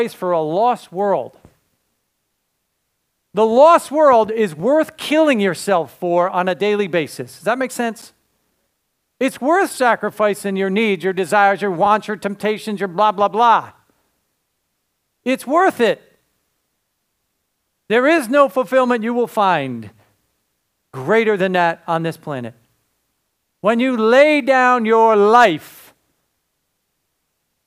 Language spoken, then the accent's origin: English; Cranston, Rhode Island, United States; moved away; I was raised in Rhode Island. Right over the border, right? You know. Anybody know Cranston? Yeah, that's my home